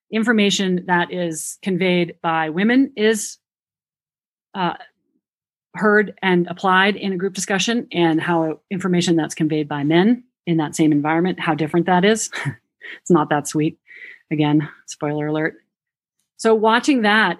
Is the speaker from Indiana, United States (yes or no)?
no; New Hampshire, United States; accent: New Hampshire; that's my New Hampshire accent